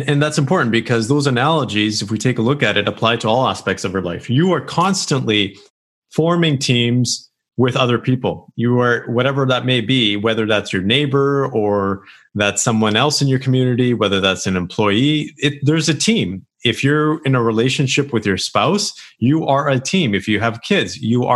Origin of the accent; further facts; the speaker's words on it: Canada; here in Canada